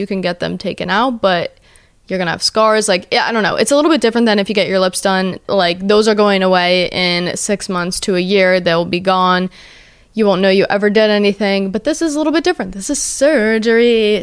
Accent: New Jersey, United States; I'm from Jersey

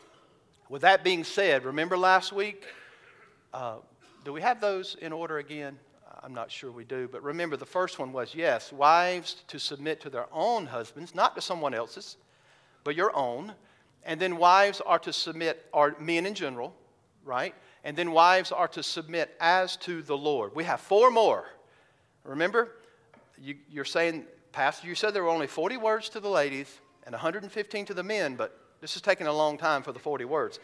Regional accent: the South, United States; I grew up in the South

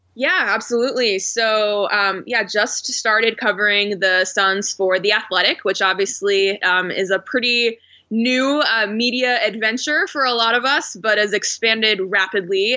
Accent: Phoenix, Arizona, United States; moved away as an adult; also born or lived in Houston / Oklahoma City / Portland; I grew up in Phoenix, so this was an opportunity to come back to my hometown

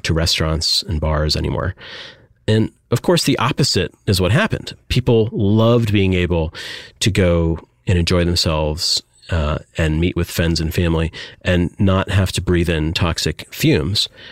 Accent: Michigan, United States; I grew up in Michigan

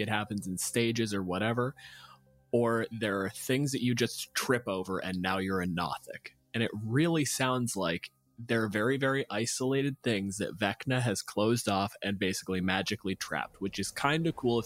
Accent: Canada; I'm a physicist from Canada

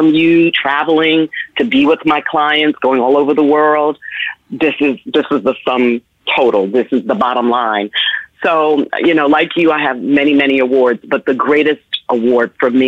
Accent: New York, United States; also born or lived in Washington, D.C.; I then left D.C., went to New York, which is my hometown. I grew up in the Bronx and Harlem and Manhattan.

